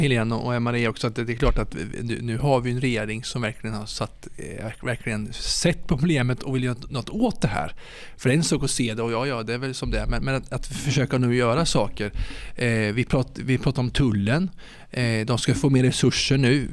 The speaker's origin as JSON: {"language": "Swedish", "town": "Ödeshög", "region": "Östergötland", "country": "Sweden", "said": "kommer från Ödeshög eh, i Östergötland"}